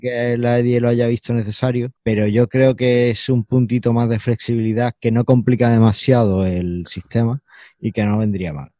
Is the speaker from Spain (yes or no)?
yes; Spain; first language Spanish